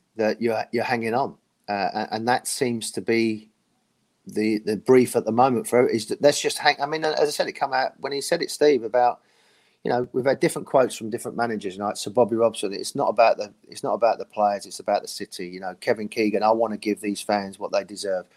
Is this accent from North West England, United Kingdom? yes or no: no; London, United Kingdom; And I'm from London, you know. I'm me and Les were born and bred in London